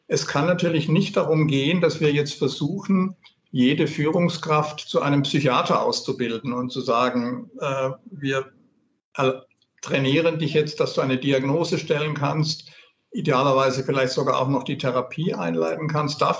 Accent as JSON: {"language": "German", "region": "Baden-Württemberg", "country": "Germany", "said": "Also als Schwabe bin ich jetzt fast ein bisschen verlegen nach diesem kleinen Werbeblock von der Gudrun."}